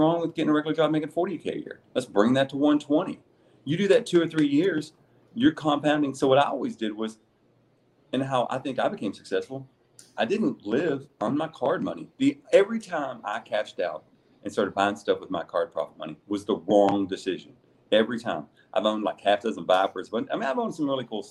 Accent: the South, United States; I used to build race motors for years when I was younger because I'm from the South

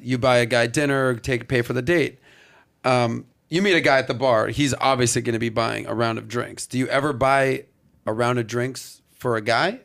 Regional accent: Miami, Florida, United States; growing up in Miami in the nightlife business

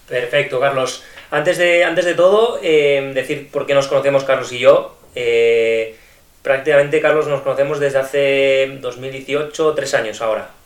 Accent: Almendralejo, Extremadura, Spain; moved away as an adult; now in Barcelona, Spain; yo soy procedente de, de Extremadura, de un pueblo que se llama Almendralejo

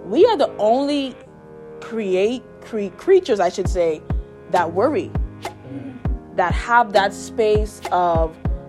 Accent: Nassau, New Providence, Bahamas; moved away as an adult; I'm from Nassau, Bahamas

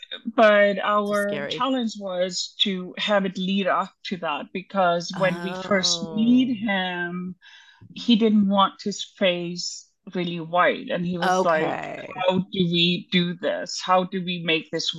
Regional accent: Iceland; moved away; I'm from Iceland

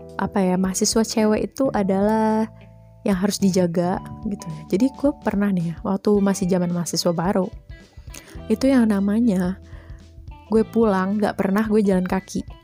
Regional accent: Bogor, West Java, Indonesia; also born or lived in Jakarta; gua lahir di Jakarta, besarnya di Bogor, dan punya keturunan dari ibu dan ayah yang orang Jawa

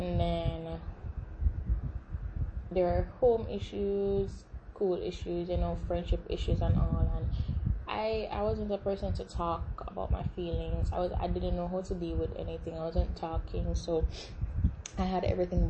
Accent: Jamaica; I am Jamaican. Yes, I'm repping that beautiful island in the middle of the Caribbean Sea.

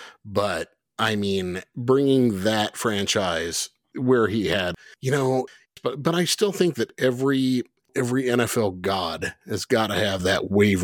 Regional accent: Chicago, Illinois, United States; moved away; I'm from Chicago land area.

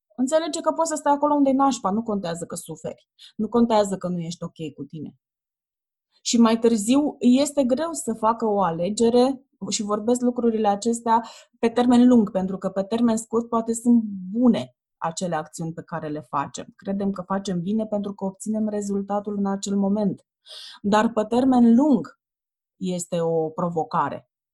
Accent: Ploiești, Prahova, Romania; eu sunt din Ploiești și am făcut naveta asta zilnic

